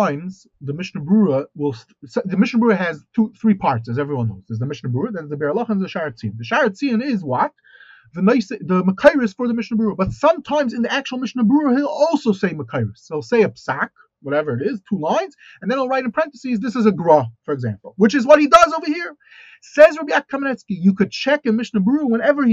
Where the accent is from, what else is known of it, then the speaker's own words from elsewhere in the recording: United States; moved away; I look at myself as an American